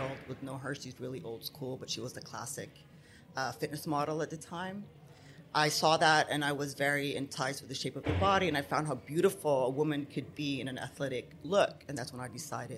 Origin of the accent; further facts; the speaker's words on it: Abu Dhabi, United Arab Emirates; I'm half Lebanese, half Palestinian, born and raised here in the UAE in Abu Dhabi